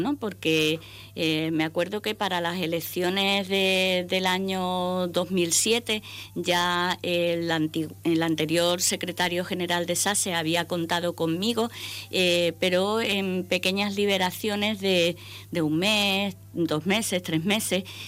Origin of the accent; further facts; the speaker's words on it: Ceuta, Spain; aterrizamos cuando yo tan solo tenía nueve añitos. Eh, empecé estudiando en el Colegio de, la Junta Obras del Puerto, que ahora ya no tiene ese nombre, pero entonces era el nombre que se le daba. Y, bueno, mm, he pasado toda mi vida en Ceuta